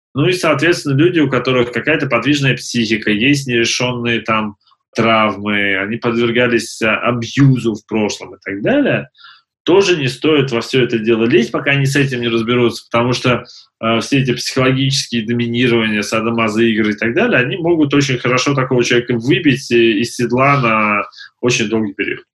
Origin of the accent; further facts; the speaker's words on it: Siberia, Russia; Я сам из Сибири